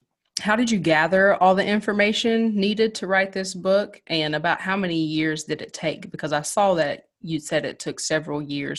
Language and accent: English; Ashland, Kentucky, United States; So, Joe, Carly and I were both born and raised in Ashland. I moved away to attend the University of Kentucky, but I've been back for the past year due to the pandemic and a few other things.